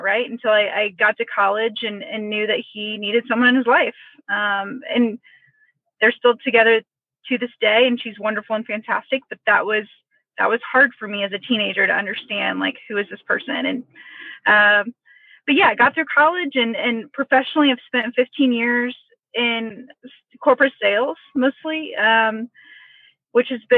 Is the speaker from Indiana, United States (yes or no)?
yes; Indianapolis, Indiana, United States; I'm born and raised in Indianapolis to an awesome, incredible, close family.